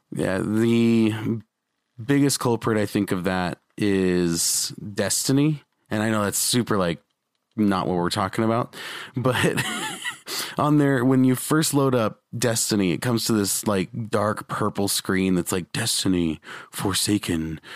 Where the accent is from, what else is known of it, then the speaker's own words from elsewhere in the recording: Utah, United States; I'm from Utah